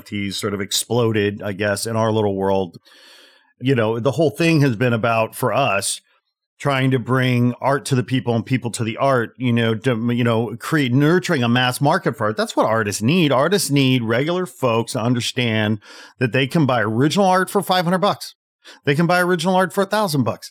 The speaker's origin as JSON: {"language": "English", "town": "Chicago", "region": "Illinois", "country": "United States", "said": "I'm from the Chicagoland area"}